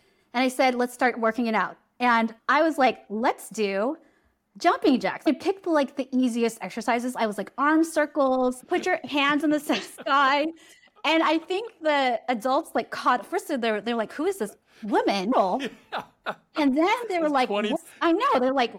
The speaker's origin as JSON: {"language": "English", "town": "San Diego", "region": "California", "country": "United States", "tie": "born or raised there", "said": "I'm from California."}